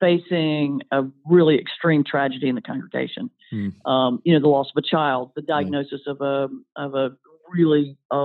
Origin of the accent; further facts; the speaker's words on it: the South, Southern United States, United States; I'm a Southerner